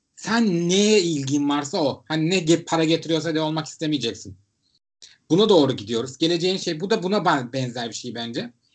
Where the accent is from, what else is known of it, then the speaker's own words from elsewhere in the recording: Istanbul, Turkey; ben İstanbullu olarak